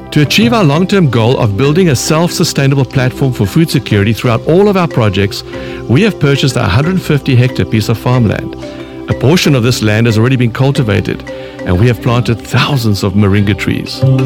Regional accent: South Africa

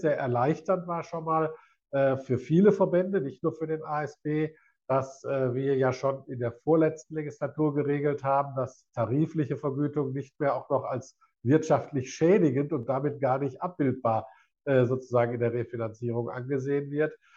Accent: Essen, North Rhine-Westphalia, Germany; für meine Heimatstadt

